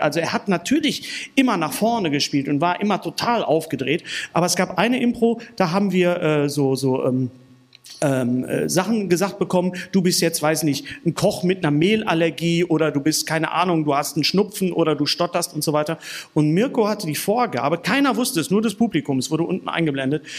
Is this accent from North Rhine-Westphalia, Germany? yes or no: yes; Bochum, North Rhine-Westphalia, Germany; also born or lived in Berlin; bei uns in Bochum